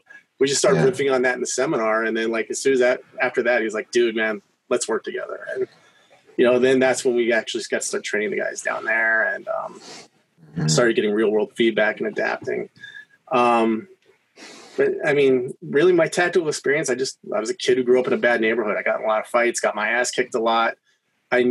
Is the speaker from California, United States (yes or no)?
yes; San Diego, California, United States; I grew up in San Diego